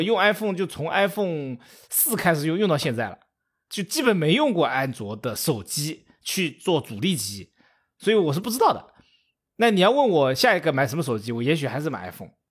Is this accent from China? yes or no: yes; China; 我们中国人